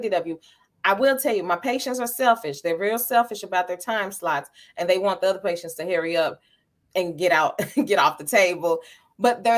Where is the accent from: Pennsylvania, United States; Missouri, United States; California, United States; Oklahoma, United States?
Missouri, United States; St. Louis; I was born and raised in St. Louis.